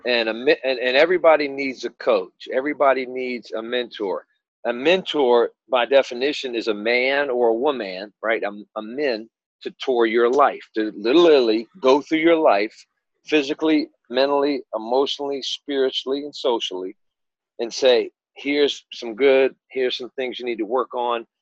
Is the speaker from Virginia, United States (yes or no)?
yes; Hampton, Virginia, United States; I'm from Hampton, Virginia, so Hampton High School was the school of schools